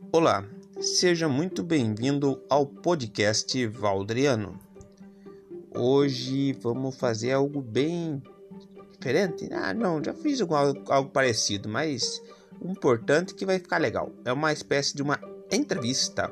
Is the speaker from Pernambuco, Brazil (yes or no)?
no; Telêmaco Borba, Paraná, Brazil; eu nasci também aqui em Telêmaco